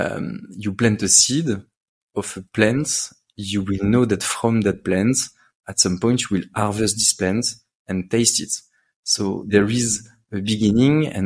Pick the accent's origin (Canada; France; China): France; Paris, Île-de-France; I grew up in Paris.